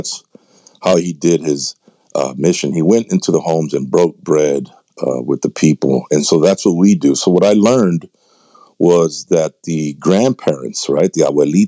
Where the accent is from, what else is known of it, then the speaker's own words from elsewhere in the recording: San Antonio, Texas, United States; I'm from San Antonio, Texas